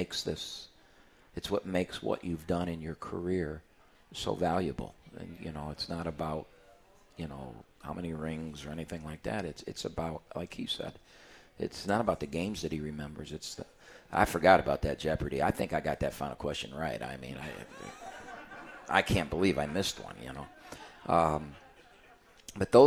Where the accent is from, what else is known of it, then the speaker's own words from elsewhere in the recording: Ohio, United States; I'm from Ohio